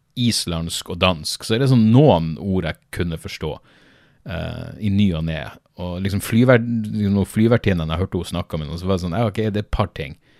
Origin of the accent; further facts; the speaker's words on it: Norway; Jeg er norsk